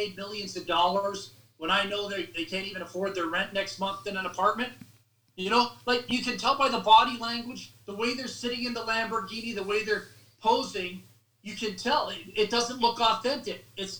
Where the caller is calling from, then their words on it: Canada; I'm reading, and I'm calling you from Canada